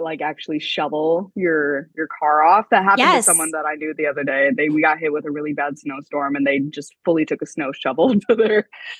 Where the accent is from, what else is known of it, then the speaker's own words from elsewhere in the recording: West Michigan, United States; moved away as an adult; now in Chicago, United States; I'm from West Michigan, but for the most part, I'm in Chicago. I go to art school out here